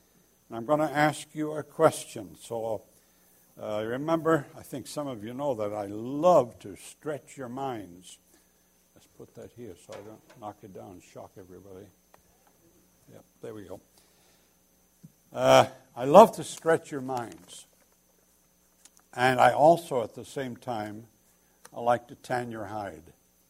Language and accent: English; United Kingdom; now in United States; It's not because I'm British and the red coats are coming.